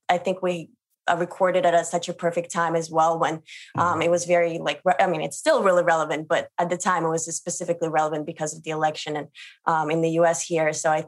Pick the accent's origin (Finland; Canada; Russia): Russia; moved away; I'm actually from Russia and I have family that is still in Russia. My grandparents are actually in Siberia